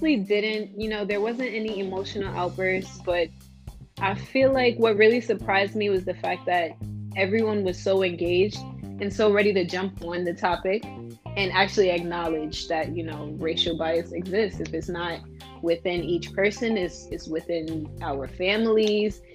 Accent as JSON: {"language": "English", "town": "New York City", "region": "New York", "country": "United States", "moved": "as an adult", "lives_now": "Buffalo, United States", "said": "I'm from Brooklyn, New York, in New York City"}